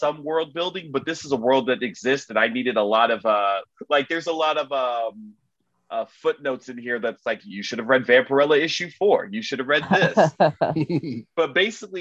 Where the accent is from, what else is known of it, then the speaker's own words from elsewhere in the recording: Miami, Florida, United States; I'm from Miami.